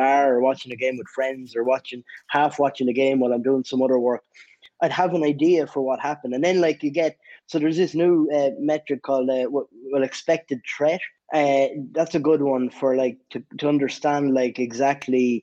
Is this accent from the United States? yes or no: no; Ireland; I'm from Ireland